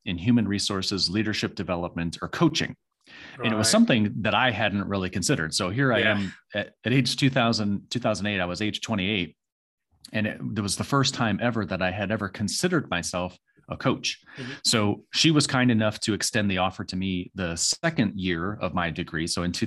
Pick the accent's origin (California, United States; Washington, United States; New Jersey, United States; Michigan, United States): Michigan, United States; moved away as an adult; also born or lived in Phoenix, Arizona; now in North Carolina, United States; I was raised in a really small town in Michigan